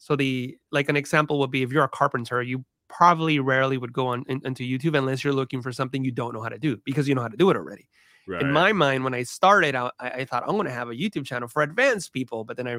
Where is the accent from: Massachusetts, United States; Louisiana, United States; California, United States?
California, United States; all my family still live in the same area where we grew up in the San Francisco Bay Area.